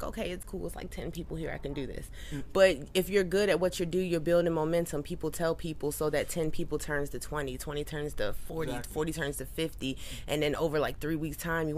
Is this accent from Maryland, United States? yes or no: yes; Baltimore, Maryland, United States; also born or lived in Atlanta, Georgia; now in California, United States; I'm originally from Baltimore, Maryland